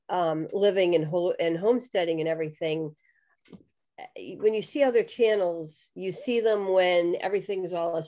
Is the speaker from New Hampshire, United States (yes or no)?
yes; New Hampshire, United States; moved away as an adult; also born or lived in Pittsburgh, Pennsylvania; We just moved from the suburbs outside of Pittsburgh, Pennsylvania, back to my home state of New Hampshire